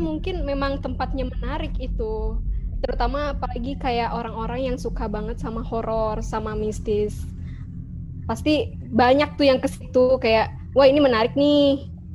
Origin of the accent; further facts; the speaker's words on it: Bandung, West Java, Indonesia; aku asli orang Bandung